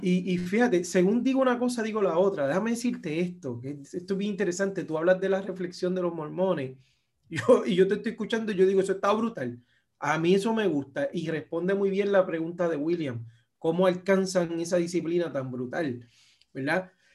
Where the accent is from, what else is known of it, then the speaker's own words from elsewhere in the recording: Puerto Rico; yo soy puertorriqueño y tengo un pasaporte estadounidense